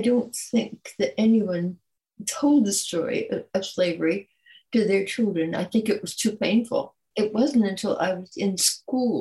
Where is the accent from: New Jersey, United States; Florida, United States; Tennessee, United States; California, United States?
California, United States; also born or lived in Detroit, Michigan / New Orleans, Louisiana; I was born in Detroit, Michigan, left there at the age of three to go back to New Orleans, which was my family's home, and came to California at 6 years old. And I've been here ever since